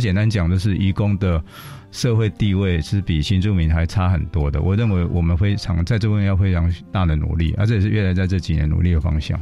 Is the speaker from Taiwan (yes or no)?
yes; Taiwan; 我们台湾人